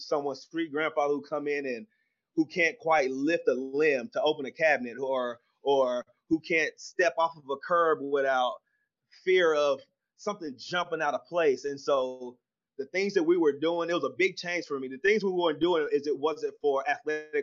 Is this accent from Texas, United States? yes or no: yes; Waco, Texas, United States; also born or lived in Fort Worth, Texas / Tyler, Texas; I was born here in Fort Worth, moved to Waco when I was just a baby. Grew up in Waco, Texas